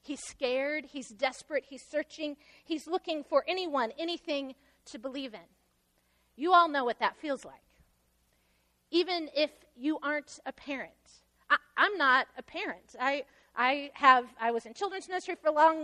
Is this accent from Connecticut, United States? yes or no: no; Central Illinois, United States; moved away as an adult; also born or lived in Ohio / Joplin, Missouri; I grew up in Central Illinois